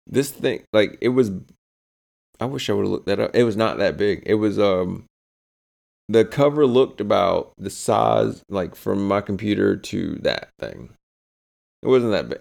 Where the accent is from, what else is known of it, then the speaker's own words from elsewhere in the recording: the South, United States; We're from the South